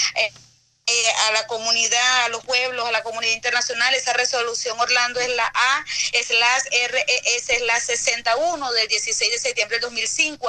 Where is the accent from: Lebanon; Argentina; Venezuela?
Venezuela; para nosotros como venezolanos